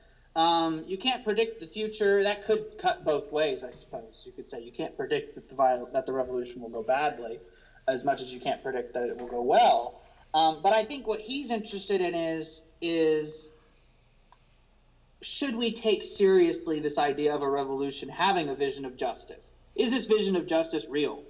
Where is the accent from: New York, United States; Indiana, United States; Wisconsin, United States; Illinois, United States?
Indiana, United States; I'm from Indiana